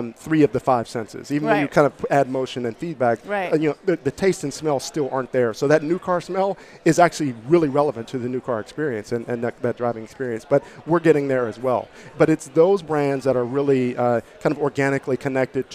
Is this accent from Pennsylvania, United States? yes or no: yes; Pittsburgh, Pennsylvania, United States; I'm from Pittsburgh.